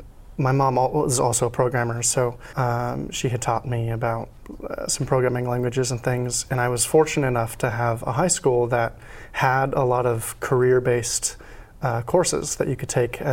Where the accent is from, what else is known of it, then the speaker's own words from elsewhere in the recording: Redmond, Washington, United States; So, I mean, growing up, I grew up in Redmond in Microsoft's backyard.